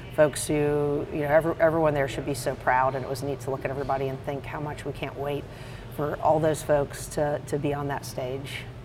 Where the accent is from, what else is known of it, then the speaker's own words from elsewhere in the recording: the Piedmont, North Carolina, United States; I grew up in the Piedmont